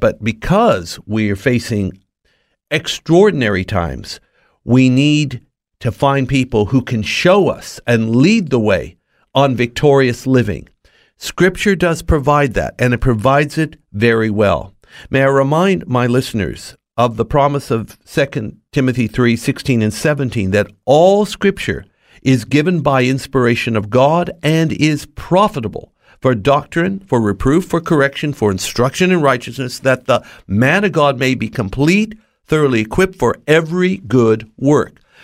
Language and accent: English; Los Angeles, California, United States; born and raised in Los Angeles, not far from Hollywood